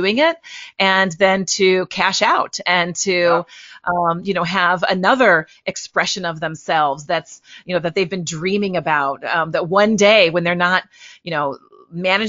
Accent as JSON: {"language": "English", "town": "Litchfield", "region": "Illinois", "country": "United States", "tie": "born or raised there", "also_born_or_lived": "Chicago area, Illinois", "lives_now": "St. Louis, United States", "said": "I grew up in Illinois, a small town in Litchfield, Illinois."}